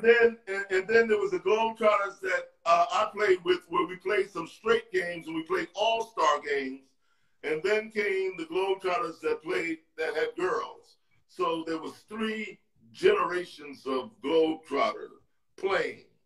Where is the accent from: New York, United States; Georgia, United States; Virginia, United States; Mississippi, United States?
New York, United States; New York City; I was from 129th Street